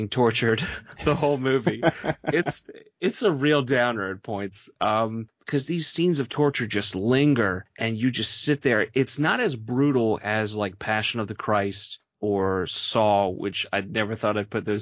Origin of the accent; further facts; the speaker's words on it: Baltimore, Maryland, United States; also born or lived in New Orleans; I was born and raised in Baltimore